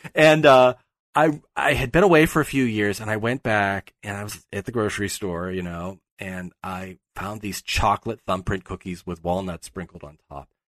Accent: Pittsburgh, Pennsylvania, United States; moved away; I'm from Pittsburgh.

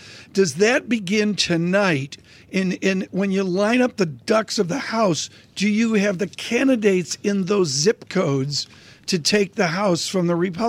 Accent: Rochester, New York, United States; I grew up in Rochester

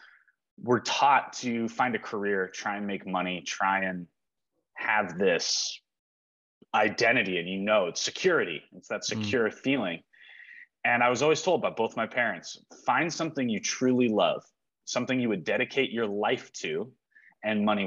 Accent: Bigfork, Montana, United States; also born or lived in Santa Monica, California / Los Angeles, California; We came here, lived in Montana, in Big Fork, Montana, on Flathead Lake. Since I was 4 years old

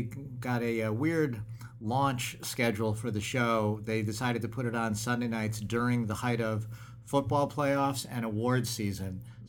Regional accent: Springfield, Massachusetts, United States; I grew up in Springfield, Massachusetts

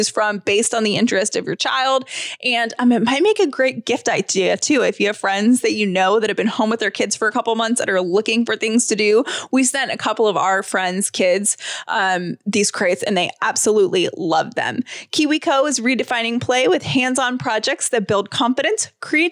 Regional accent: Georgia, United States; we're from Georgia

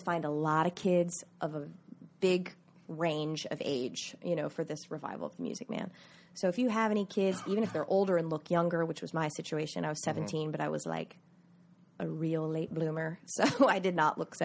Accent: Myrtle Beach, South Carolina, United States; moved away; I grew up in Myrtle Beach, South Carolina

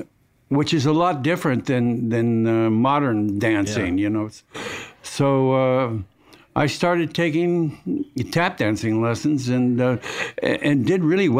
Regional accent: Los Angeles, California, United States; born there; I was born in Los Angeles, California, and at an early age.

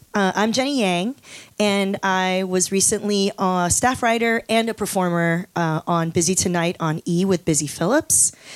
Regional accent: Los Angeles, California, United States; also born or lived in Taiwan; I moved to Los Angeles when I was five

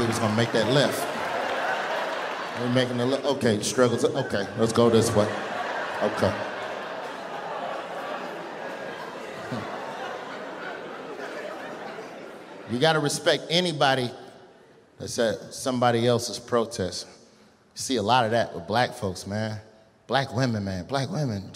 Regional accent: Birmingham, Alabama, United States; I'm from Birmingham

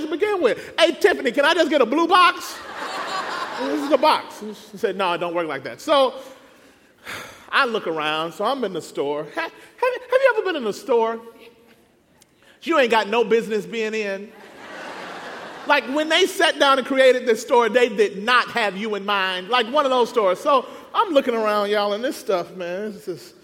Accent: Mississippi, United States; moved away as an adult; now in Southern California, United States; We moved from Mississippi, there we both born and raised, out to California.

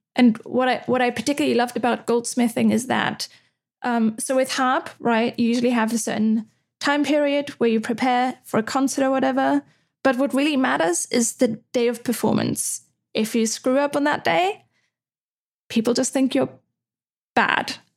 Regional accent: Austria; moved away as an adult; also born or lived in Netherlands; now in Amsterdam, Netherlands; I'm from Austria. Austria is super old school with a lot of things.

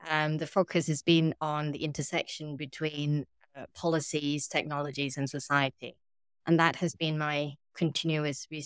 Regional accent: Thailand; moved away as an adult; I'm originally from Thailand

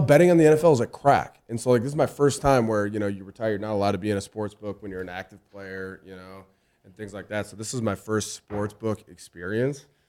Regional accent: Minnesota, United States; I'm from Minnesota

